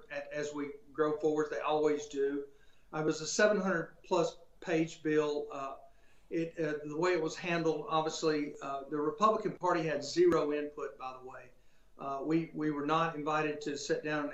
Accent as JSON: {"language": "English", "region": "Alabama", "country": "United States", "said": "I'm from Alabama"}